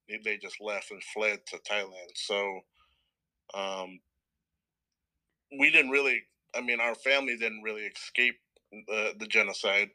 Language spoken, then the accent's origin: English; Stockton, California, United States; also born or lived in New Orleans, Louisiana / Portland, Oregon; We moved to Stockton, California when I was 5, and pretty much been here ever since.